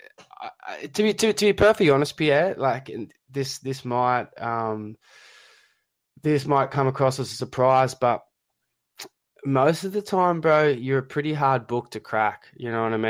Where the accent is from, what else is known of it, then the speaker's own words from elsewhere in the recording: Australia; accent: Australian; my poor Australian accent